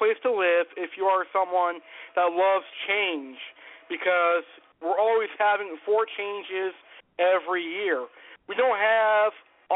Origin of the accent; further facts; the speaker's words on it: Springfield, Massachusetts, United States; also born or lived in Tampa, Florida; I've been living in New England, and more specifically, Springfield, Massachusetts, for almost all my life.